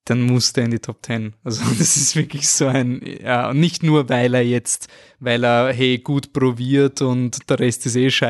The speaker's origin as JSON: {"language": "German", "country": "Austria"}